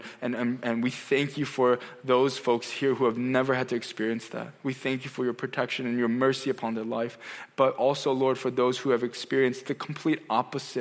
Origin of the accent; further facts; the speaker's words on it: United States; also born or lived in South Korea; I grew up as an Asian American kid in America